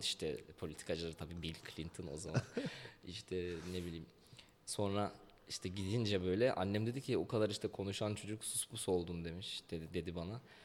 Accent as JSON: {"language": "Turkish", "region": "Ankara", "country": "Turkey", "tie": "born or raised there", "said": "ben Cebeci'de Seyhan sokakta doğdum. Yani büyüdüm orada. Hı. 12 yaşıma kadar orada kaldım."}